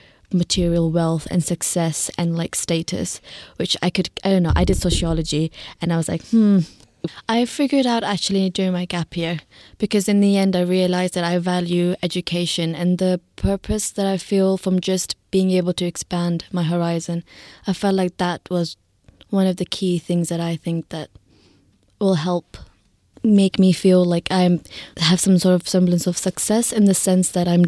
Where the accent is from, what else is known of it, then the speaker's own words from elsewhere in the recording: Hyderabad, Sindh, Pakistan; also born or lived in Zimbabwe; now in United Kingdom; I grew up in Pakistan, in Hyderabad. I was born there and then I moved to Zimbabwe. And then I lived in, moved around quite a lot in the UK.